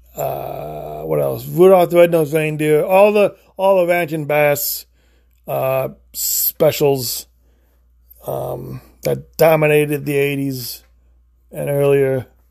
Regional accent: Illinois, United States; now in Florida, United States; I live in Florida, but I grew up in Illinois.

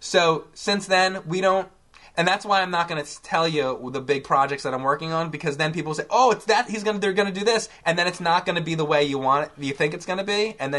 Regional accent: New Jersey, United States; So, I'm from New Jersey originally. I grew up in New Jersey.

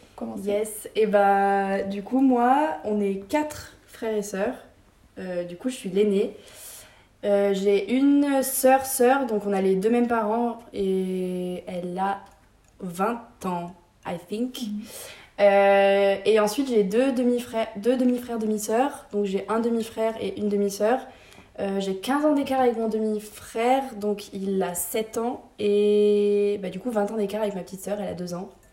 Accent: France; also born or lived in England; ma sœur et moi, nous on est nés en Angleterre, donc de mon père et ma mère, logiquement. et en fait, euh, quand moi j'avais 8 ans, mes parents se sont séparés et ma mère a décidé de revenir

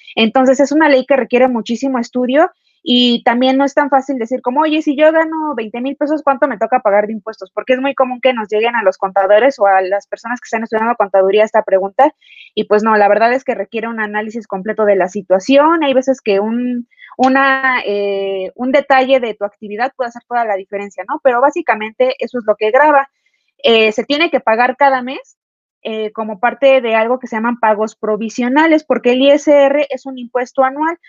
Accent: Mexico; nosotros como mexicanos

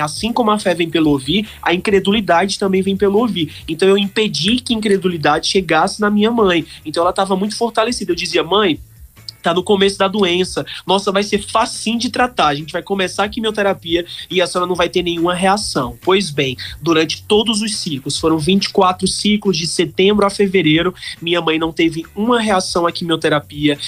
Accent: Campina Grande, Paraíba, Brazil; also born or lived in Congo; Eu sou campinense, nasci em Campina Grande

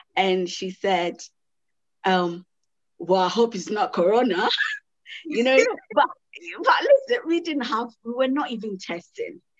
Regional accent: Ghana; I'm I'm Ghanaian. My mom is you know Ghanaian.

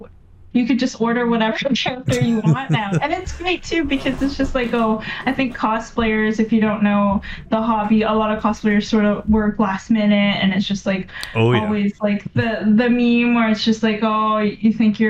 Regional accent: Vancouver, British Columbia, Canada; I'm from Vancouver

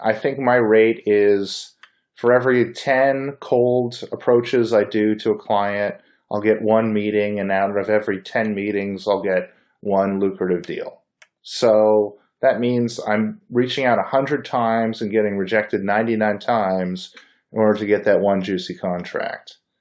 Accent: Bay Area, California, United States; I was born in the Bay Area

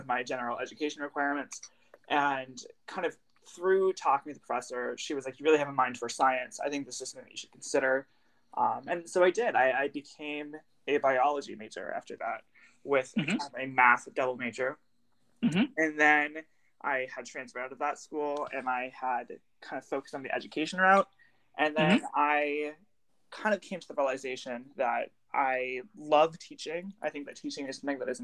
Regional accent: Watertown, Wisconsin, United States; I graduated from high school in 2018 from Watertown

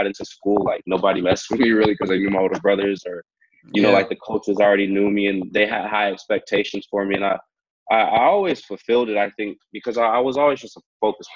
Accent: Hayward, California, United States; now in Vancouver, Canada; I grew up in Hayward, California

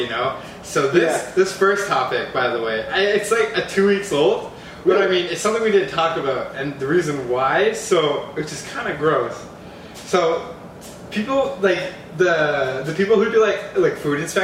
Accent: Canada; accent: Canadian; I'm from Canada

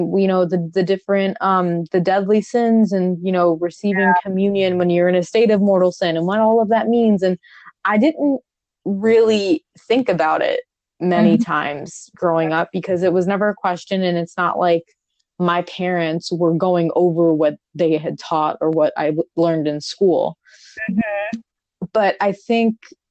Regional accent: New York, United States; moved away; growing up in New York, Italian

